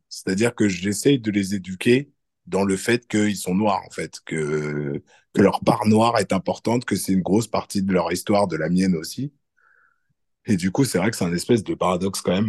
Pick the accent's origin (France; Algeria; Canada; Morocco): France; en France moi quand j'ai grandi bah, je sentais que j'étais pas blanc